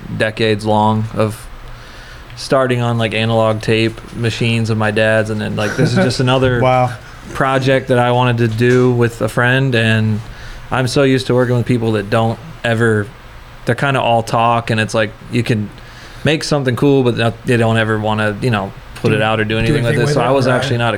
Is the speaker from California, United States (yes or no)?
yes; Modesto, California, United States; moved away; I'm from kind of central Northern California